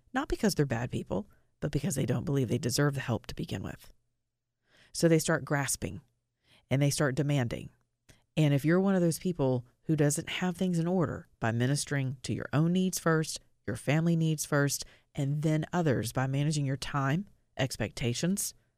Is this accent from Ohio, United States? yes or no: no; Atlanta, Georgia, United States; my hometown of Atlanta, Georgia